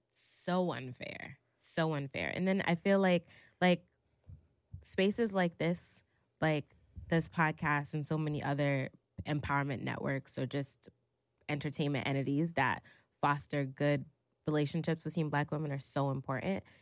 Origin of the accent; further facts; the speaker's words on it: New York City, New York, United States; Growing up in New York City, especially if you were a kid from, like, Brooklyn, Harlem, or the Bronx